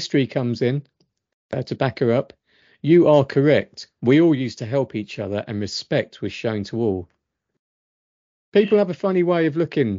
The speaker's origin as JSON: {"language": "English", "country": "South Africa", "said": "I come from South Africa. We smile, greet, show kindness, respect the elderly, and much more."}